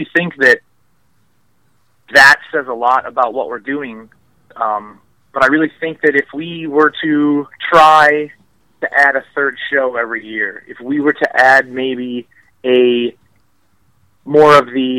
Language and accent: English; Minneapolis, Minnesota, United States; I'm from Minneapolis. I broke in Minnesota.